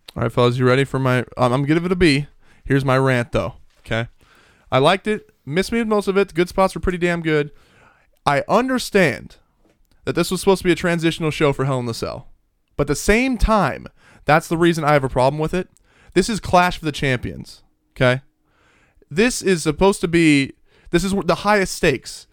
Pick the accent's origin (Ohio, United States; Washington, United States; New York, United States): Washington, United States; Hoquiam; I'm from Hoquim